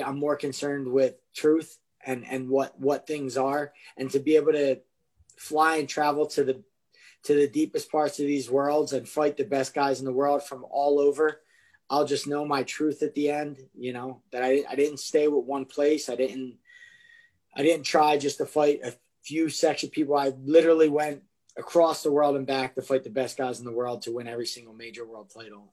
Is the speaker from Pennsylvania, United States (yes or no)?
yes; Philadelphia, Pennsylvania, United States; I grew up in Kensington, which is like probably possibly one of the most drug ridden, terrible places in Philadelphia to grow up.